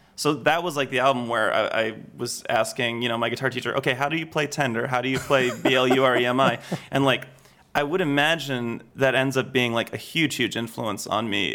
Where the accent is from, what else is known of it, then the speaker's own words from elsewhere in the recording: suburban New York, United States; moved away as an adult; now in London, United Kingdom; I grew up in suburban New York